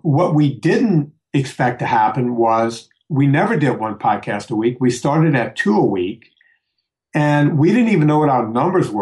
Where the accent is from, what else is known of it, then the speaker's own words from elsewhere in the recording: Louisiana, United States; my hometown that used to have firecracker stands. Yeah, in Louisiana